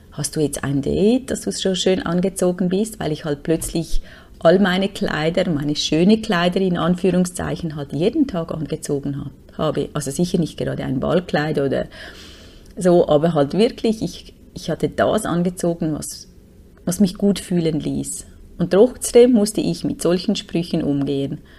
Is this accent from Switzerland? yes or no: yes; Switzerland; Und wir konnten uns nichts machen, uns einfach nur auf einem App registrieren als Schweizer.